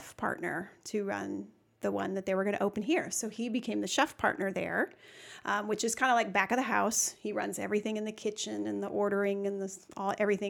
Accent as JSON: {"language": "English", "town": "St. Louis", "region": "Missouri", "country": "United States", "tie": "born or raised there", "said": "We're originally from St. Louis. That's where we met and grew up. And then we came here because he got his first head chef position."}